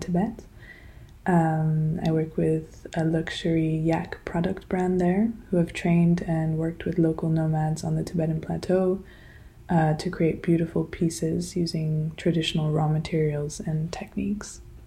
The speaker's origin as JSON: {"language": "English", "region": "Geneva", "country": "Switzerland", "tie": "born or raised there", "also_born_or_lived": "Colombia (ancestry) / United States (ancestry) / Milan, Italy / London, United Kingdom", "moved": "yes", "lives_now": "Ritoma, China", "said": "I grew up in Geneva, Switzerland"}